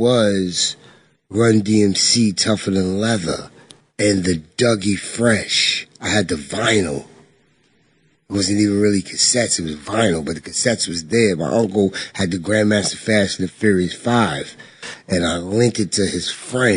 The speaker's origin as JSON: {"language": "English", "town": "Roosevelt", "region": "New York", "country": "United States", "tie": "born or raised there", "also_born_or_lived": "Central Islip, Suffolk County, New York", "said": "I'm from Roosevelt. Like I said, I was born in Meadowbrook Hospital, Nassau."}